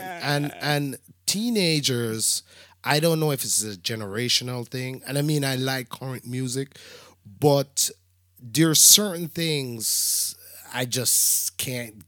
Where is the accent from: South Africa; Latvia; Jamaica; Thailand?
Jamaica; also born or lived in New York; now in Atlanta, United States; I'm Jamaican